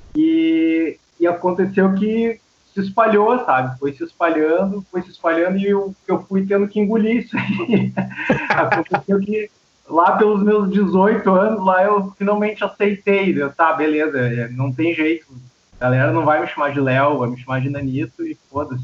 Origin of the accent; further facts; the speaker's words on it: São Leopoldo, Rio Grande do Sul, Brazil; also born or lived in Santo André, São Paulo; now in Novo Hamburgo, Brazil; eu me criei ali em São Leopoldo, né? Cidade aqui do lado.